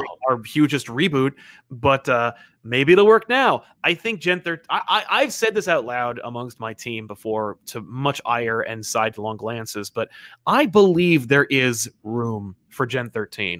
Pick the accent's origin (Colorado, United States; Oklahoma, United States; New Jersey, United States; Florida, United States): New Jersey, United States; I'm, I'm from Jersey